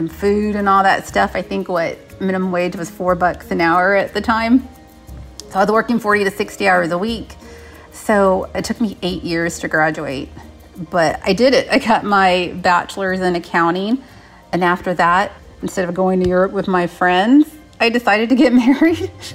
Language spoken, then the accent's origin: English; San Antonio, Texas, United States; I grew up in San Antonio, Texas, on the southwest side of town.